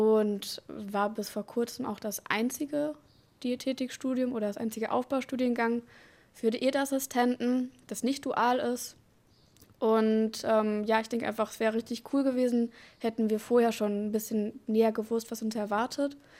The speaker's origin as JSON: {"language": "German", "town": "Dortmund", "region": "North Rhine-Westphalia", "country": "Germany", "tie": "born or raised there", "moved": "as an adult", "said": "wurde in Dortmund geboren und habe da auch mein Abitur gemacht."}